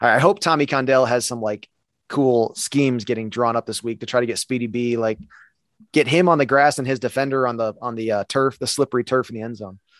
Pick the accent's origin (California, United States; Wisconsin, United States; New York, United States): New York, United States; Buffalo; I'm from Buffalo, New York